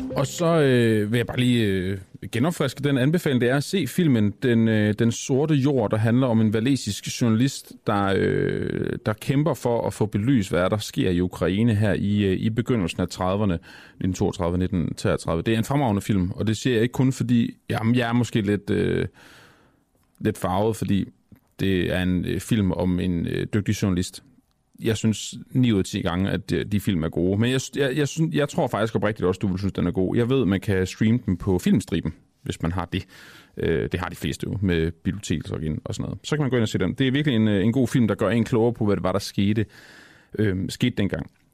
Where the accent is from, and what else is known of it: Denmark